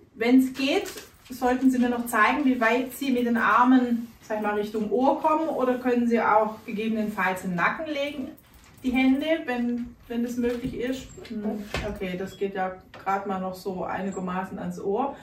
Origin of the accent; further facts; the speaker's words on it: Germany; bei uns in Deutschland